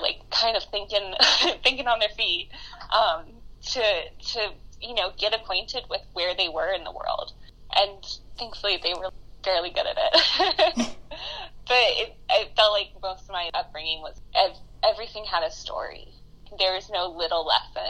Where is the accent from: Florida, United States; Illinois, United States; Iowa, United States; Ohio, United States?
Florida, United States; Sebastian; moved away as an adult; also born or lived in St. Augustine, Florida / Indiana; I was born and raised in Sebastian, Florida